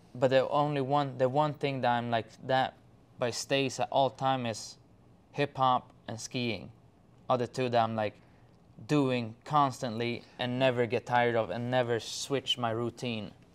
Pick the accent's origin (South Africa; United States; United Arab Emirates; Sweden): Sweden; English is a second language; I'm from Sweden.